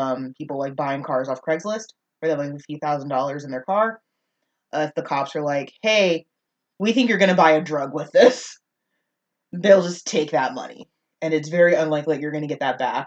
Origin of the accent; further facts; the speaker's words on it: North Texas, United States; I'm from North Texas, where, you know, there are African Americans that are a little more, air quotes, hood than others.